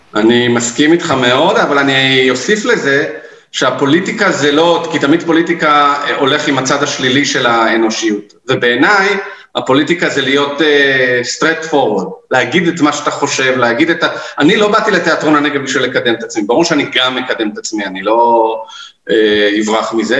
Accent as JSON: {"language": "Hebrew", "town": "Tel Aviv", "region": "Tel Aviv District", "country": "Israel", "tie": "born or raised there", "also_born_or_lived": "Gaza envelope, Negev", "moved": "as an adult", "lives_now": "Negev, Israel", "said": "אני גדלתי בתל אביב, צפון תל אביב"}